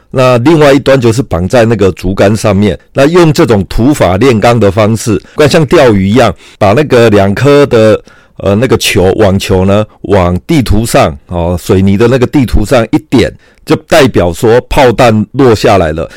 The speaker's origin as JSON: {"language": "Chinese", "town": "Kaohsiung", "country": "Taiwan", "said": "因为我是高雄人，所以我对高雄很熟"}